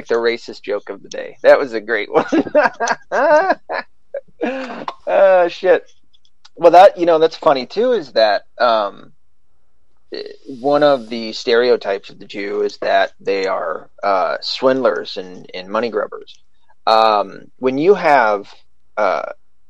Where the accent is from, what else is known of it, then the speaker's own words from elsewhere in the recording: the South, United States; now in Michigan, United States; I grew up in the South. We didn't have a lot of Jews around there